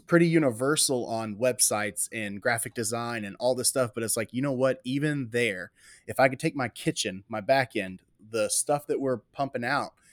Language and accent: English; Waller, Texas, United States; also born or lived in Houston, Texas; I was born in Houston, Texas, raised in Waller, Texas